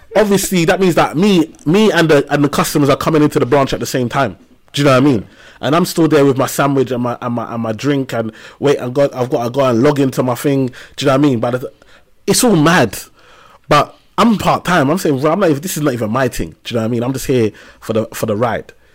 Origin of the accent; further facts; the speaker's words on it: London, United Kingdom; I grew up in Tower Hamlets, East London, and, um, on a council estate in a place called Lime House